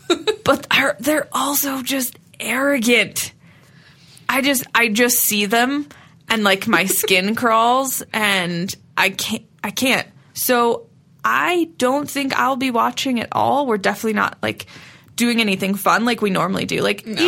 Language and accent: English; Midwest, United States; growing up in the Midwest